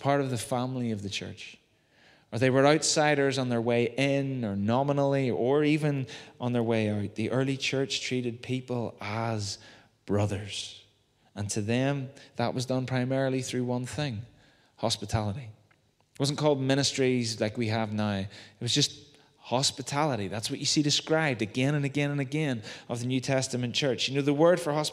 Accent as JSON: {"language": "English", "town": "Belfast", "region": "Northern Ireland", "country": "United Kingdom", "tie": "born or raised there", "said": "When I was growing up in Waterloo Gardens, just down the Antrim Road"}